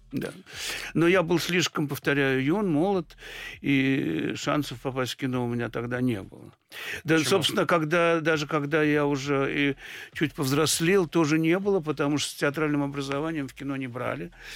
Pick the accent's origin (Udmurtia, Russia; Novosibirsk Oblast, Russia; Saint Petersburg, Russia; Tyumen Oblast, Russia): Saint Petersburg, Russia; я родился в Ленинграде